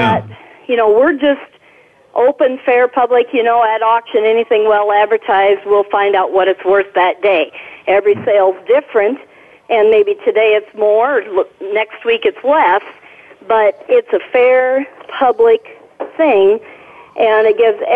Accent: South Dakota, United States; moved away as an adult; also born or lived in southwest Minnesota; now in Minnesota, United States; I grew up in South Dakota, never actually came to Minnesota till I was about 18

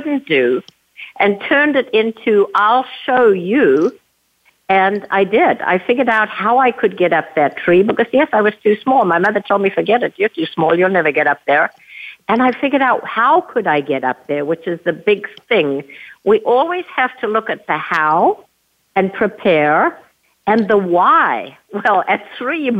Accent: a little town outside of Johannesburg, Gauteng, South Africa; moved away; So, yes, I was born and raised in South Africa. I grew up in a little town outside of Johannesburg, South Africa

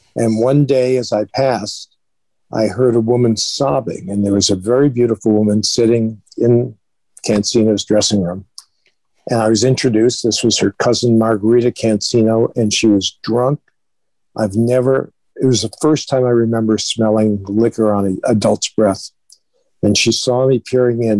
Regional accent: Springfield, Massachusetts, United States; also born or lived in Boston, Massachusetts; I was born in Boston, Massachusetts. Uh, and when I was one, my parents moved to Springfield, Mass

